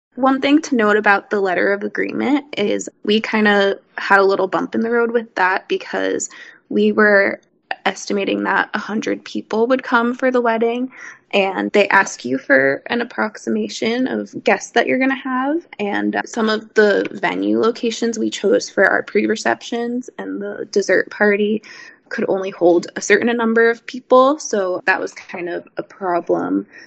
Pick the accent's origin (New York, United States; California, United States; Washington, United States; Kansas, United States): New York, United States; I'm from New York